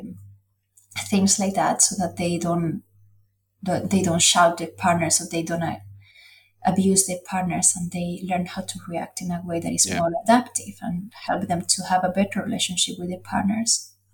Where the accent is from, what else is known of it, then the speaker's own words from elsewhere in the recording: Spain; English is a second language; moved away; We had in my hometown, we have this quintos, which is a, a party that it was back in the day was done when people went to the military service, but in Spain it's not mandatory anymore